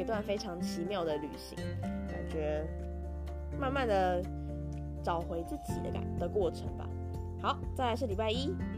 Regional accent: Taipei, Taiwan; moved away; 我小时候住在台北的时候常常会，呃，去的一家，算是早餐店吧

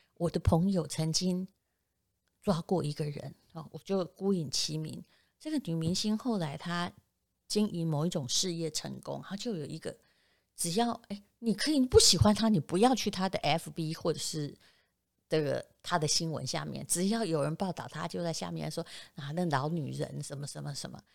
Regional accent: Yilan County, Taiwan; 我是宜兰人

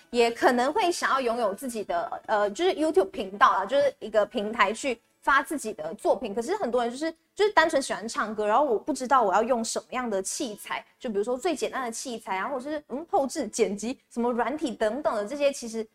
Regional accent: Malaysia; now in Taiwan; 因为我们身为马来西亚人，然后因为疫情的关系，是没有办法回家

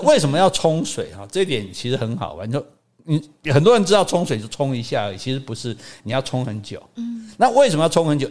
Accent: Taiwan; 我们台湾人

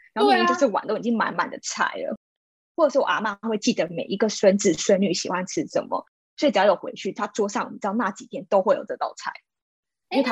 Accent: Taiwan; 我本身是并没有移民过，是土生土长的台湾人。

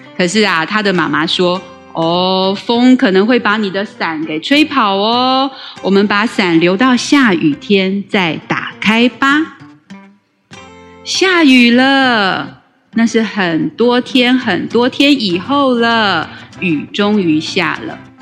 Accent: Taiwan; first language Taiwanese Hokkien; Chinese is a second language; 小时候是讲台语，但是就是跟很多人一样，一上学之后就失去了，嗯，说台语的环境

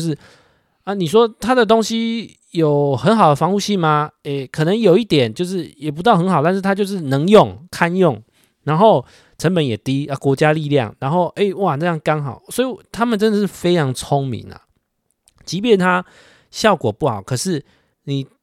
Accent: Taiwan; 身为台湾人的一个情感大于法律的那种心态

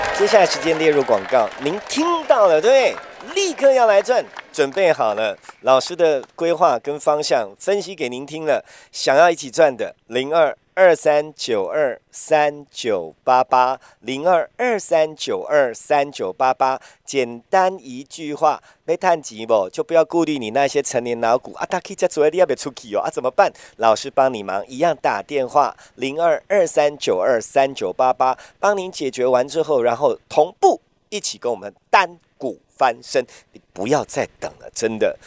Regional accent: Taiwan; 我们台湾人

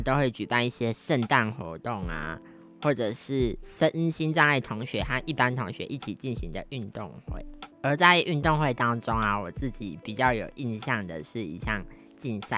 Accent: Taiwan; accent: Taiwanese Mandarin; 其实我以前是有点台湾国语的一个小朋友，就是可能从前我常常咖啡讲成咖黑啊，或者是一些语词啊讲的怪腔怪调的这样子。

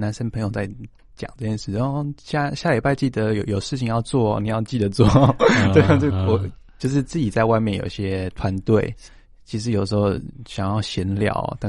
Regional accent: Taitung, Taitung County, Taiwan; now in Taipei, Taiwan; 我的老家在台东。

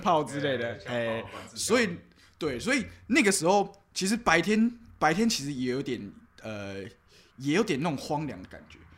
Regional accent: Tainan, Taiwan; 我们台南这边其实很多那种日剧时代

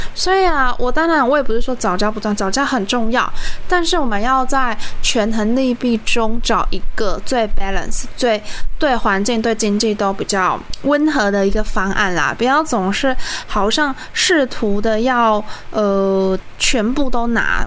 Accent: southern Taiwan, Taiwan; 我们是南部人

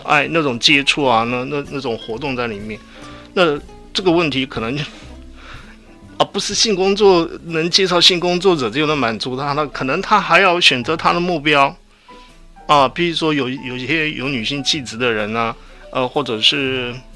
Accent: Kaohsiung, Taiwan; 我从小是在健身长大的

